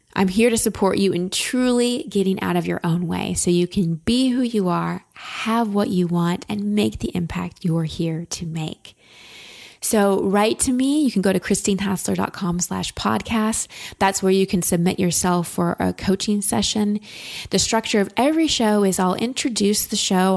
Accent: Texas, United States; I'm from Texas and hair's a big thing there

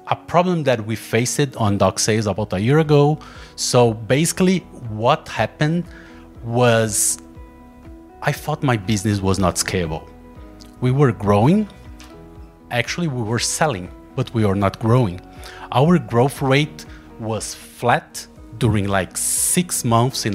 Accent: Brazil; English is a second language; I'm from Brazil

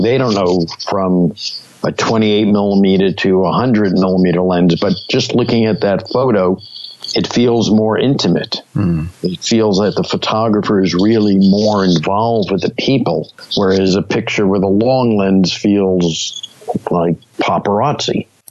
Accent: New York City, New York, United States; I grew up in Brooklyn

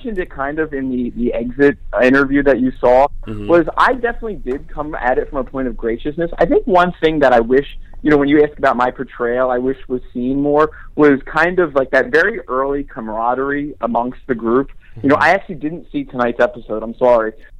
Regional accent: Northeast, United States; I'm from the Northeast. I've never experienced LA heat.

